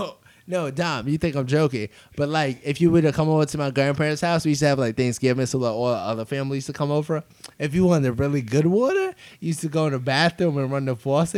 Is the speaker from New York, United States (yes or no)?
yes; New York, United States; so I was a kid from New York